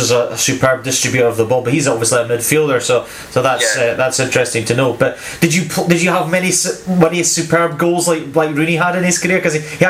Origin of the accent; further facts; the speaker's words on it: North East Scotland, United Kingdom; I'm actually from North East Scotland, I'm an Aberdeen fan